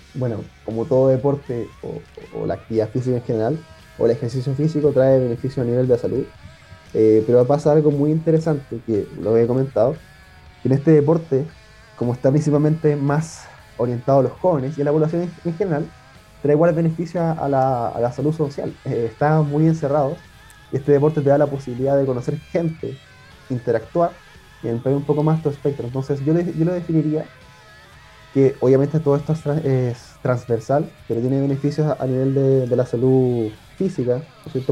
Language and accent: Spanish; Lota, Biobío, Chile; yo soy de Lota, tengo igual un club acá